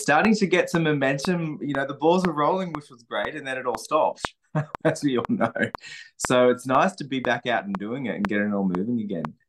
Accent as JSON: {"language": "English", "town": "Sussex Inlet", "region": "New South Wales", "country": "Australia", "tie": "born or raised there", "moved": "yes", "said": "my hometown, Sussex Inlet"}